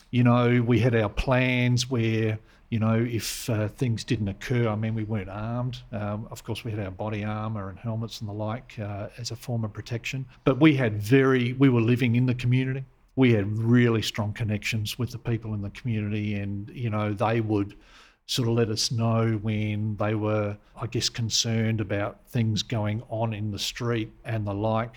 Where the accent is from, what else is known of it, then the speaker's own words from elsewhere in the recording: Adelaide, South Australia, Australia; I'm a South Australian sort of through and through. I sort of grew up in the uh, the, the, suburb of Campbelltown.